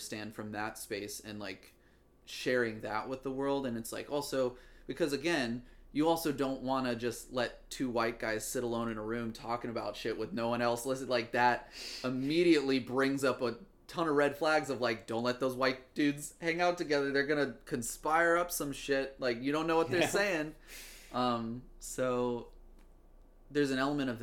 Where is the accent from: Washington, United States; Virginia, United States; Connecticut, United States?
Virginia, United States; I'm from Virginia. I can have an accent if I need to.